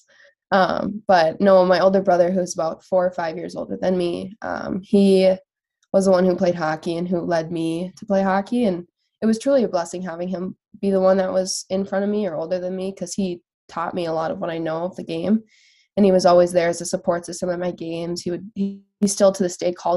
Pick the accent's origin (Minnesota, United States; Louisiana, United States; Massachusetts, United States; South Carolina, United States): Minnesota, United States; Andover; I grew up in Andover, Minnesota. That's where I was born